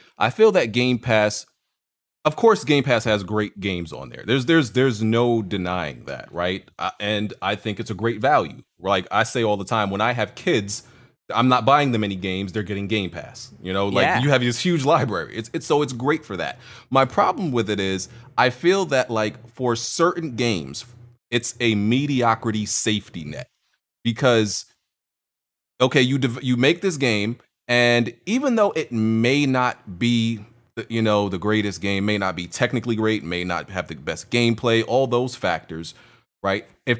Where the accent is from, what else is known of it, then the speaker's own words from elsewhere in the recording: New York, United States; My theory is that like we're both from New York. That's my theory. And like I think we just have a certain way that people don't understand, but we understand each other because we're from New York.